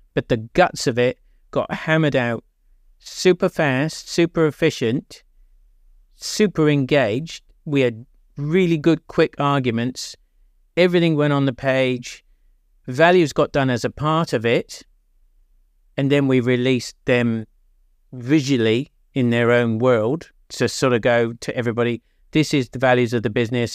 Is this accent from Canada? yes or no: no; England, United Kingdom; now in New Zealand; I'm English